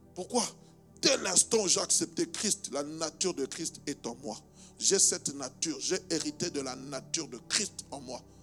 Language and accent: French; DR Congo; now in Belgium; je suis né en République démocratique du Congo